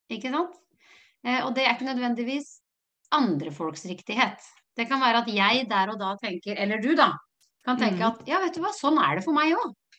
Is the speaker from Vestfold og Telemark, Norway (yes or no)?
yes; Notodden, Vestfold og Telemark, Norway; jeg er jo fra Råneby, Notodden